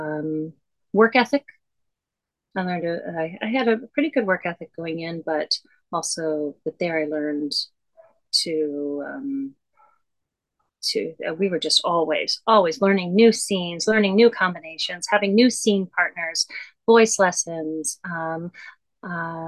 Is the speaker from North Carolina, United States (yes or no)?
no; Lambertville, Michigan, United States; moved away as an adult; also born or lived in Toledo, Ohio / Boston / New York; I was from a little town, called Lambertville, Michigan, itty bitty, one stoplight